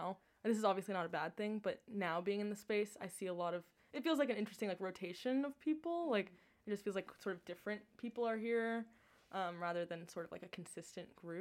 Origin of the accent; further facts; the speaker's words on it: Oregon, United States; moved away as an adult; I'm from Oregon